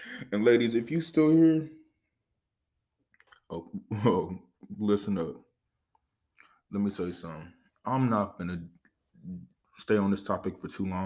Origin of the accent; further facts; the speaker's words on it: Los Angeles, California, United States; I grew up in Los Angeles, California.